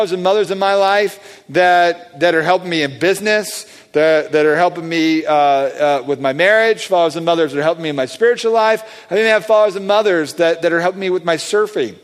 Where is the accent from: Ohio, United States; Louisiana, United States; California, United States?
California, United States; Southern; I grew up in Southern California